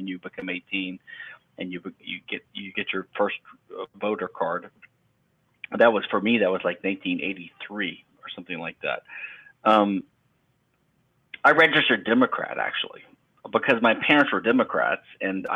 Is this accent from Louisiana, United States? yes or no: yes; Louisiana, United States; moved away; also born or lived in Texas / London / Pennsylvania; I'm from Louisiana. I was born there, but I've lived in Texas and London and Pennsylvania